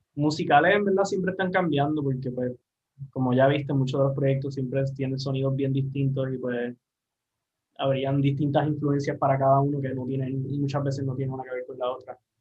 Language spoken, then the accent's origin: Spanish; Aguadilla, Puerto Rico; also born or lived in San Juan, Puerto Rico; regresé a, a, Guadilla, a la base, que es de donde yo soy